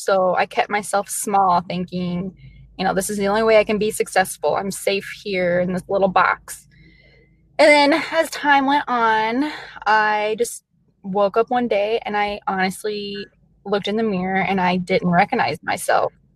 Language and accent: English; Metropolis, Illinois, United States; also born or lived in Kentucky; now in Iowa, United States; I was born in Kentucky, I was raised in southern Illinois. It's a really small town. Actually, it's the home of Superman